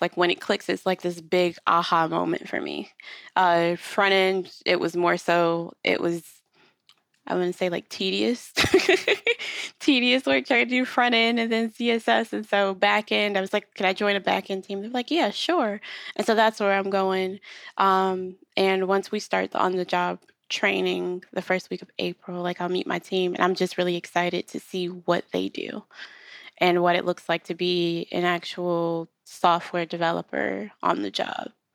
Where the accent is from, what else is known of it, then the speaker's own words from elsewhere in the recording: Rochester, New York, United States; now in Charlotte, United States; we live in North Carolina, but we are from New York